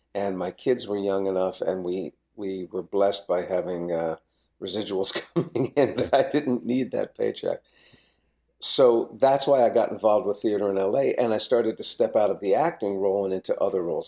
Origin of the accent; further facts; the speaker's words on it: New Jersey, United States; I, I grew up in New Jersey.